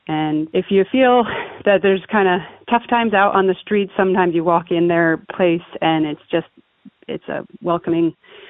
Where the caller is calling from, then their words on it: Portland, Oregon, United States; I'm calling from Goose Hollow in Portland.